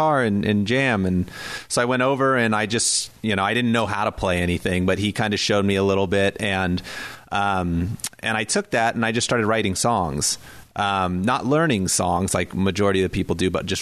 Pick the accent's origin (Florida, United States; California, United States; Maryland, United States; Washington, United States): Washington, United States; Whidbey Island; also born or lived in Boston; now in Tacoma, United States; I grew up on Whidbey Island